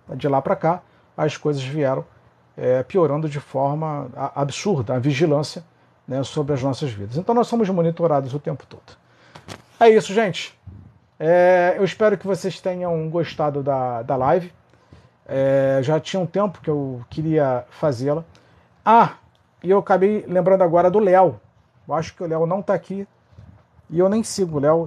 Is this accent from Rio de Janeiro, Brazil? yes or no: yes; Rio de Janeiro, Brazil; sou do Rio de Janeiro, sou do Rio